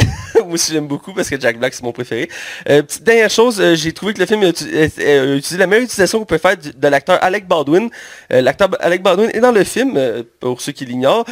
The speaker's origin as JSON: {"language": "French", "region": "Quebec", "country": "Canada", "said": "pour nous, Québécois, parce que nous sommes Québécois, toi et moi"}